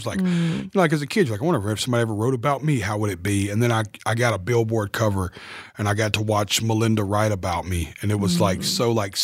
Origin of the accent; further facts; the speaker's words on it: Nashville, Tennessee, United States; the stadium in my hometown